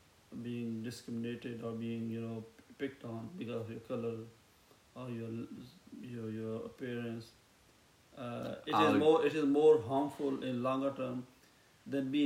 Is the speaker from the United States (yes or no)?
no; Pakistan; I'm Pakistani, background and Pakistani